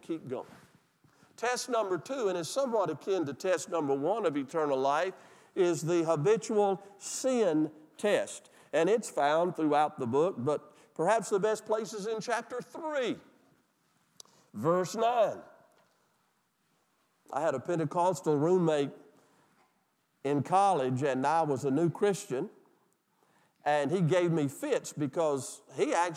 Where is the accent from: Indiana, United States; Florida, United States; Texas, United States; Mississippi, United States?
Mississippi, United States; I'm from Mississippi.